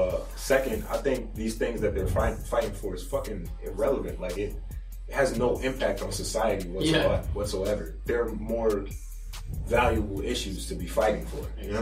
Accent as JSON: {"language": "English", "country": "United States", "said": "I'm American."}